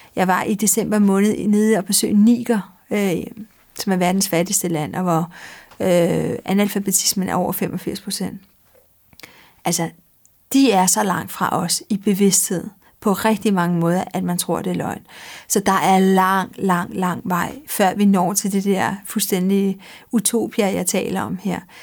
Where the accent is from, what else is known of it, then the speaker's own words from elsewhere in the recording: Denmark; also born or lived in Madrid, Spain; Så blev jeg født her i Danmark, så boede vi to år. Og så flyttede vi